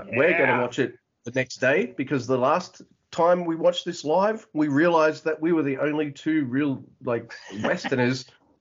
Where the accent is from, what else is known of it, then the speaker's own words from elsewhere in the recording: Melbourne, Victoria, Australia; moved away; I'm from Melbourne. Originally, I know I live out the country now